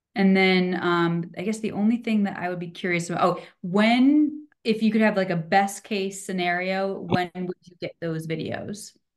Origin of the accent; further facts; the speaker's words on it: East Coast, United States; moved away as an adult; now in Reno, United States; I'm from East Coast originally